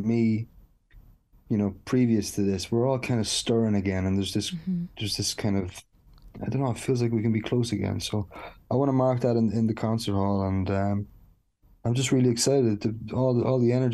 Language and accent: English; Dundalk, County Louth, Ireland; growing up in Dundalk